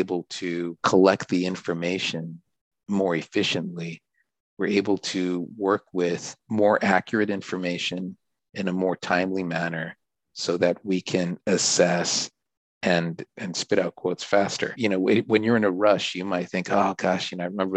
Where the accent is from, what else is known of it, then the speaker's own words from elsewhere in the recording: Southern California, United States; also born or lived in Japan; I grew up in Southern California, got an economics degree